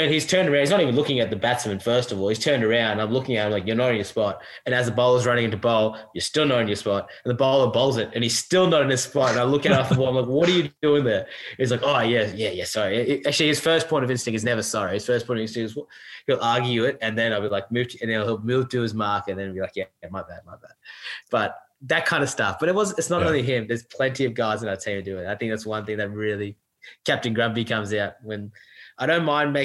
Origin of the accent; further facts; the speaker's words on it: New South Wales, Australia; now in Queensland, Australia; I grew up in New South Wales